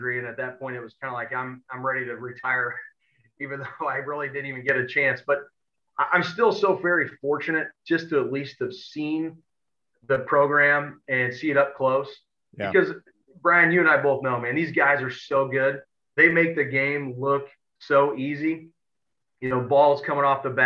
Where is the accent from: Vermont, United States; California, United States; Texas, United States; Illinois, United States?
Illinois, United States; Edwardsville; I'm from Edwardsville and born and raised here